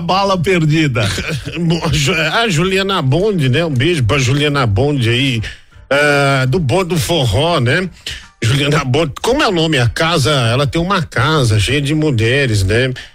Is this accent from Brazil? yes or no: yes; Osasco, São Paulo, Brazil; Osasco é minha terra, né? Osasco eu sou um artista de Osasco